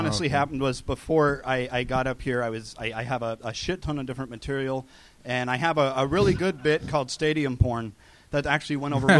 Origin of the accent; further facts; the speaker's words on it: Prineville, Oregon, United States; moved away; Well, I grew up in this really small town called Prineville. It's like in the central part of Oregon.